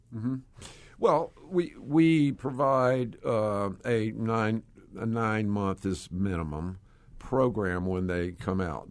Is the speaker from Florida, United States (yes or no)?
no; Georgia, United States; I, uh, am a Georgia boy. Uh, you probably can tell by my accent.